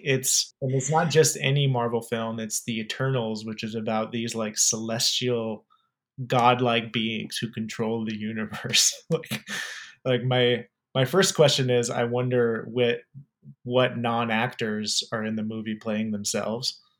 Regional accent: Arizona, United States; I'm also from Arizona

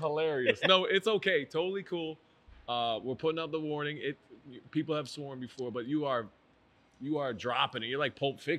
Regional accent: Waterbury, Connecticut, United States; I'm from Waterbury

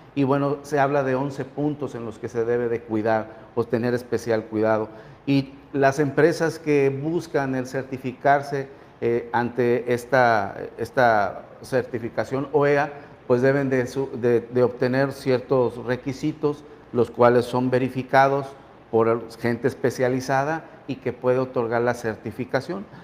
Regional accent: Mexico

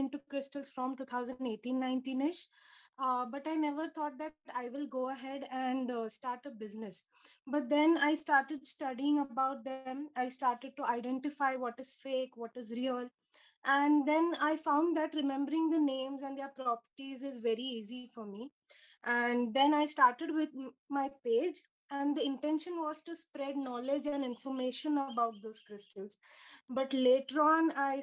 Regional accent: Mumbai, Maharashtra, India; I'm 26 and I'm from Mumbai

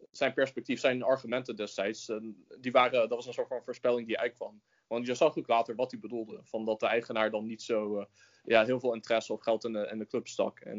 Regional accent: United States; now in Netherlands; als zeg maar, Nederlandse jongen ben ik in de Verenigde Staten opgegroeid.

